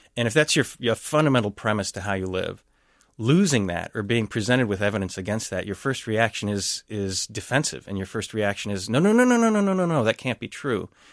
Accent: Texas, United States; first language English; moved away as an adult; also born or lived in Dallas, Texas; now in Saint Paul, United States; I grew up in Texas

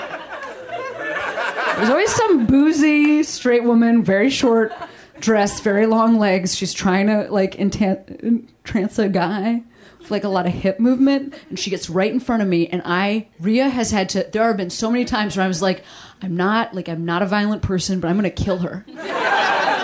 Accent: Chicago, Illinois, United States; I grew up in Chicago

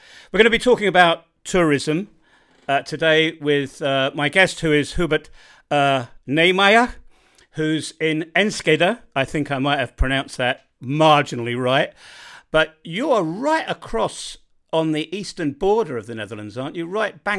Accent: United Kingdom; I'm not very good with languages. I suppose I'm typically British.

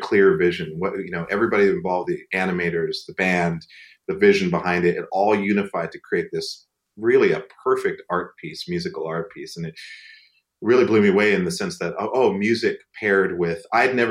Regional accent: Great Falls, Montana, United States; I grew up in Great Falls

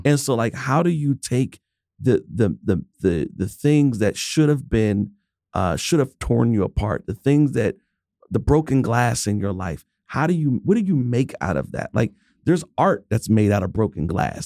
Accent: Pittsburgh, Pennsylvania, United States; I'm from Pittsburgh

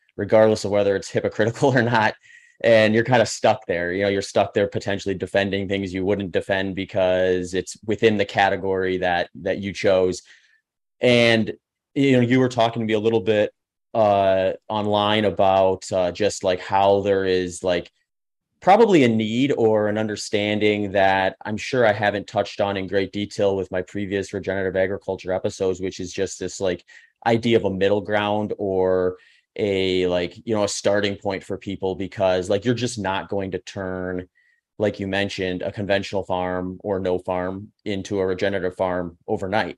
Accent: Midwest, United States; I grew up in the Midwest and actually worked on a couple farms

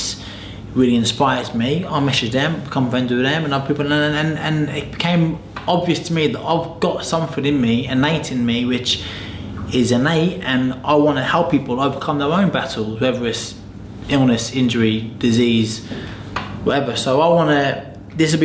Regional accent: United Kingdom; as British people

